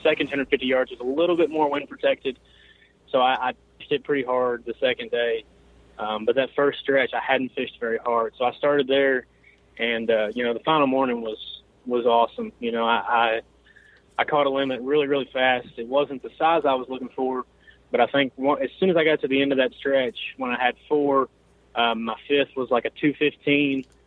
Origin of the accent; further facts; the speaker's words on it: Elizabethtown, Kentucky, United States; I'm from Elizabethtown, Kentucky.